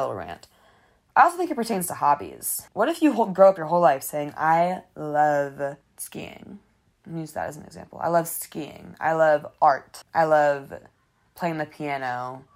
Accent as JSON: {"language": "English", "town": "Detroit", "region": "Michigan", "country": "United States", "said": "I'm a media production major or I'm from Detroit"}